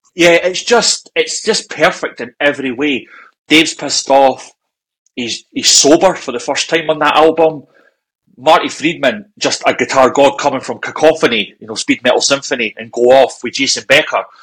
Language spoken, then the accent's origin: English; Scotland, United Kingdom; We're Scottish